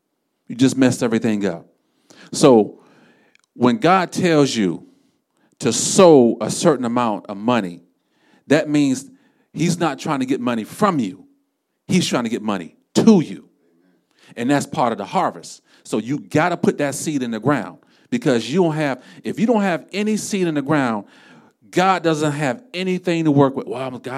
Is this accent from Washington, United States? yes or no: no; Florida, United States; We're from South Florida, so usually this time of the year, I'll be looking for them.